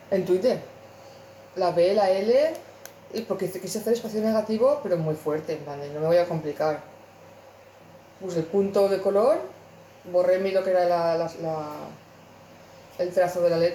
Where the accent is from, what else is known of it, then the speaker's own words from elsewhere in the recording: Spain; Yo es que eso, siendo españoles, me veo un no hay cojones hacerlo.